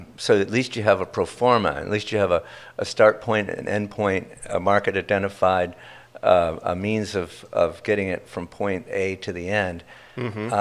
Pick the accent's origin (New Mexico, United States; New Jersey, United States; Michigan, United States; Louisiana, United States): New Jersey, United States; Princeton; moved away; I'm from Princeton, New Jersey